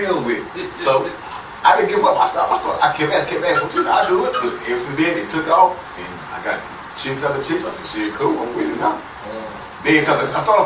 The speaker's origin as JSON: {"language": "English", "town": "Houston", "region": "Texas", "country": "United States", "said": "I'm from Northside Houston"}